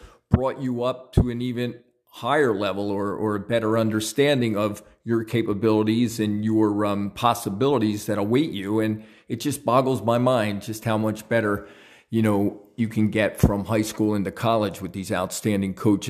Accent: Easton, Pennsylvania, United States; Then back where I grew up in Southside Easton, and everybody in the neighborhood would look out for everybody's kids

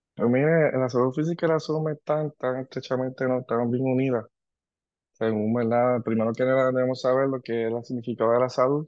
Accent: Ponce, Puerto Rico; also born or lived in Antigua; soy de Ponce, eh, egresado de la Universidad de Puerto Rico de Ponce

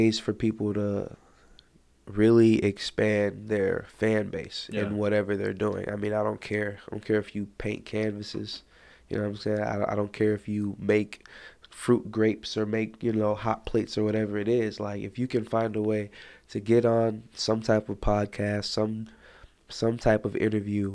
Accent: Chicago, Illinois, United States; I'm from Chicago

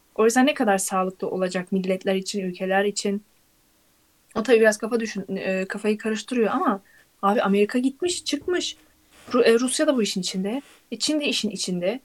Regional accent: Turkey; biz hala Türkiye'yiz

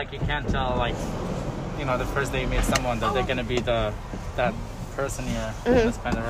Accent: Morocco; moved away; I'm from Morocco.

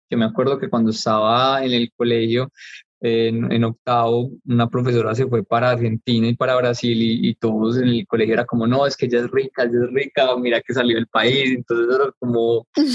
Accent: Andes, Antioquia, Colombia; moved away; also born or lived in Medellín / Melbourne, Australia; Sedna es em, el pueblo donde yo nací, que es Andes al revés

